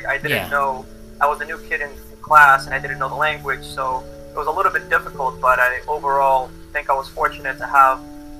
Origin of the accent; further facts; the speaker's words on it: Bolivia; also born or lived in Boston, United States; now in United States; I was born in Boston, but I grew up in Bolivia and then raised in America again. So I never really fully belonged in Bolivia.